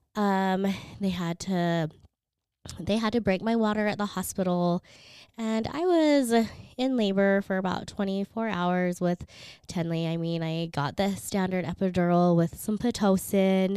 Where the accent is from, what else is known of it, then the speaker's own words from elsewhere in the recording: Philippines; moved away; I was born in the Philippines.